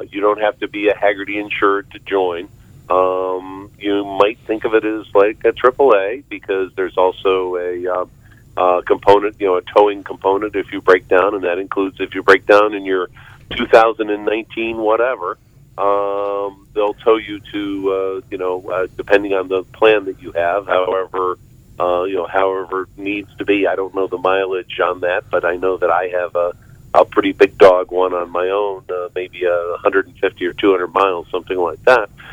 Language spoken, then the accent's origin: English; Arlington, Virginia, United States; also born or lived in Fairfax, Virginia; I'm actually that very rare native of uh, Northern Virginia. I, I grew up in Arlington, Virginia, and now I live next door in the county next door in Fairfax, Virginia